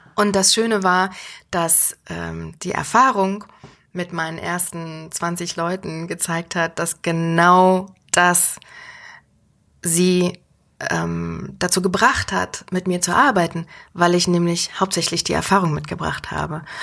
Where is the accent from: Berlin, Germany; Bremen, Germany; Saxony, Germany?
Berlin, Germany; moved away as an adult; now in Mainz, Germany; ich komme ja aus Berlin und Berlin ist ja groß, laut, dreckig